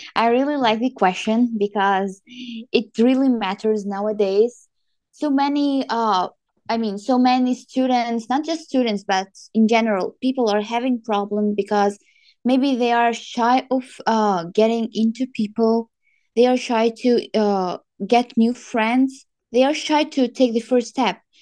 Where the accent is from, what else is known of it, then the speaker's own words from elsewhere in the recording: Tajikistan; moved away as an adult; now in Kazakhstan; I'm from Tajikistan